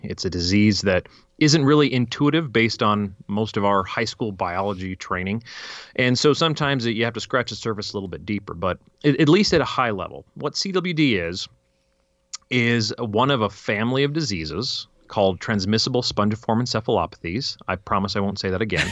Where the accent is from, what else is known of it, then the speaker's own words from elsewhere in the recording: Fairplay, Colorado, United States; also born or lived in California; we moved from California when I was three, apparently, right to Fairplay, Colorado.